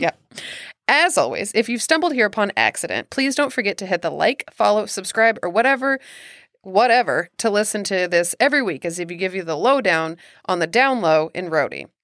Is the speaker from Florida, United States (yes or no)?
no; Kansas City, Missouri, United States; I'm from Kansas City, specifically in Missouri